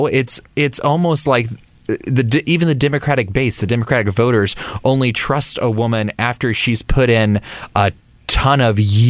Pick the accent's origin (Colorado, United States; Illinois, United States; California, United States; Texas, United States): Texas, United States; small town; I grew up in small town Texas